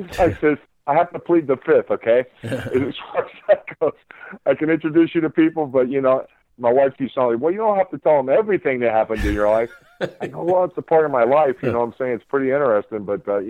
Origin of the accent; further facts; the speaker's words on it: Miami, Florida, United States; I'm born and raised in Miami